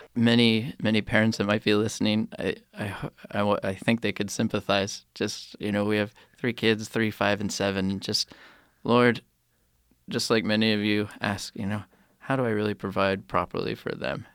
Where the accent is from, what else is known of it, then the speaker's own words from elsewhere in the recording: United States; moved away; as an American